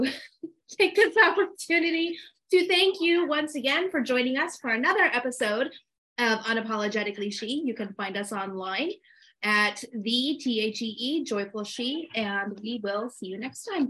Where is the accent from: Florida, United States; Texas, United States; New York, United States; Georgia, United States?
New York, United States; I'm a New Yorker